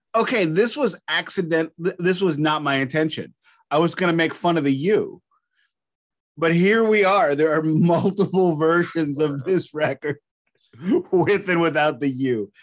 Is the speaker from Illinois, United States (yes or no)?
yes; Alton, Illinois, United States; accent: Midwestern American; also born or lived in St. Louis, Missouri; I was born in Alton, which is just up the road